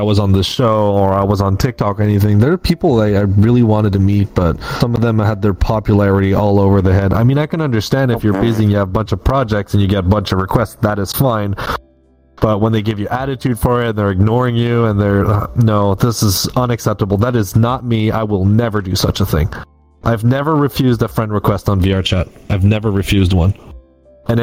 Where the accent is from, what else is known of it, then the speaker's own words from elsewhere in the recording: Canada; Perks of being Canadian